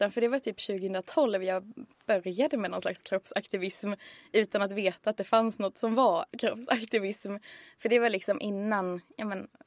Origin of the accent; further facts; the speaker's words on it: Västernorrland County, Sweden; vi är ju ganska ångermanlänningar.